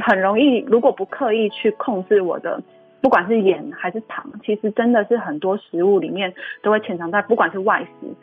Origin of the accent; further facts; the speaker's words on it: Taiwan; 我们台湾人很习惯就是吃B群啊